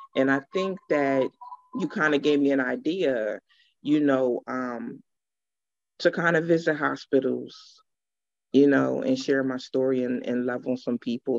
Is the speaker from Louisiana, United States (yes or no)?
no; Pennsylvania, United States; also born or lived in Georgia; I'm definitely from Pennsylvania, um, born and raised